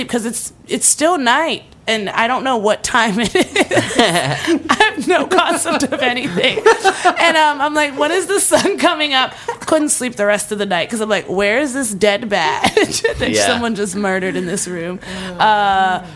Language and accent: English; East Coast, United States; now in Santa Monica, United States; growing up on the East Coast